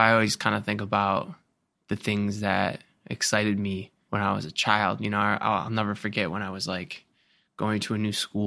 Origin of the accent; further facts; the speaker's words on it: Cleveland, Ohio, United States; I come from Cleveland, Ohio, which is blue collar town and a lot of toxic masculinity and all that I was a part